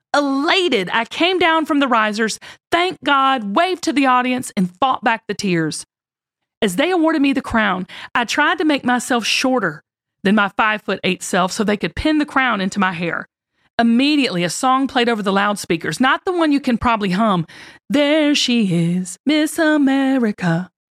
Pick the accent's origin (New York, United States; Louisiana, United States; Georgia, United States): Georgia, United States; Lilburn; I had a tight-knit, loving family as I grew up in Lilburn, Georgia